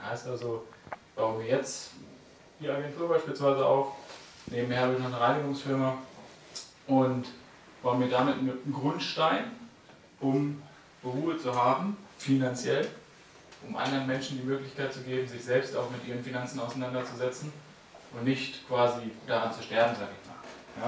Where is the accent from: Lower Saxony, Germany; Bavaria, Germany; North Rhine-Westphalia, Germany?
Lower Saxony, Germany; Hameln; moved away; also born or lived in near Lübeck; Ich komme ursprünglich aus Hameln, hier aus der Nähe von Hannover. Wohne jetzt in der Nähe von Lübeck.